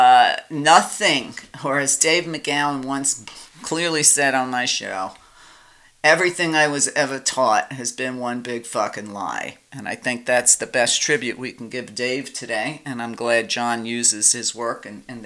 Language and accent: English; New York, United States; I grew up in New York when they were still doing blockbusting